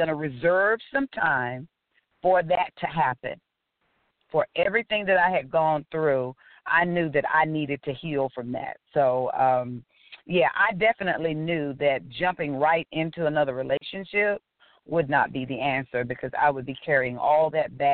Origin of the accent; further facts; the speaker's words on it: Augusta, Georgia, United States; I'm a country girl. I am from Augusta, Georgia. I'm so proud to be from Georgia. I love my home